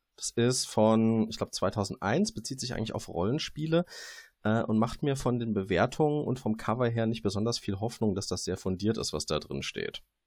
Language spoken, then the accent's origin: German; Darmstadt, Hesse, Germany; Das eine ist, wo ich herkomme. Das ist das etwas weniger schöne Darmstadt bei Frankfurt.